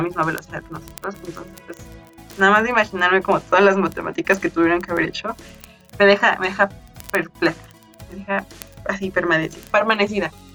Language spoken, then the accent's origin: Spanish; Mexico; nosotros como mexicanos